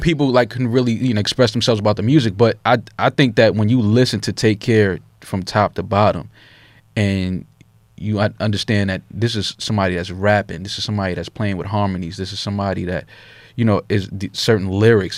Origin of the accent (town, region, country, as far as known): New York City, New York, United States